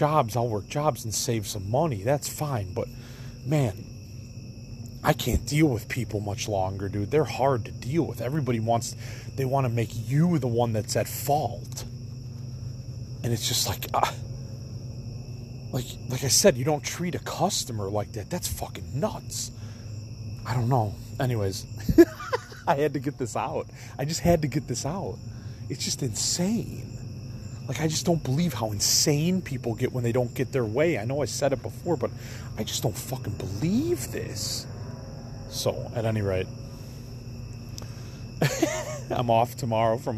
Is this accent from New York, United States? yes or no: no; Elmhurst, Illinois, United States; I'm from Elmhurst